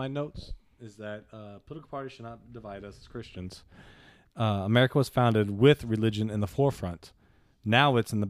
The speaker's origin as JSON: {"language": "English", "town": "New Orleans", "region": "Louisiana", "country": "United States", "said": "We're from Nollins."}